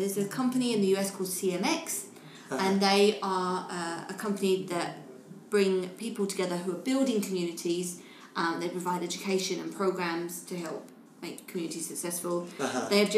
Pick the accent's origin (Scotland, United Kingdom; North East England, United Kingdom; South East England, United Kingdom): South East England, United Kingdom; Kent; now in Madrid, Spain; I'm from Kent